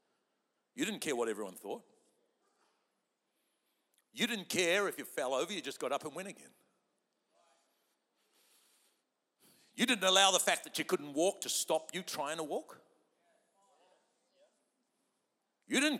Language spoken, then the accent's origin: English; New Zealand; moved away; I'm a Kiwi by birth